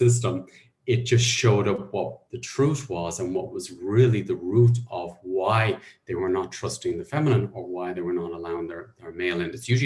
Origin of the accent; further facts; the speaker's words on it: Ireland; I was brought up in Catholic Ireland